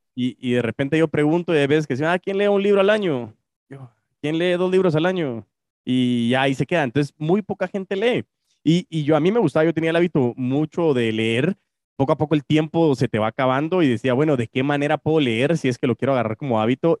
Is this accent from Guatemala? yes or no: yes; Guatemala; Chapín, como guatemalteco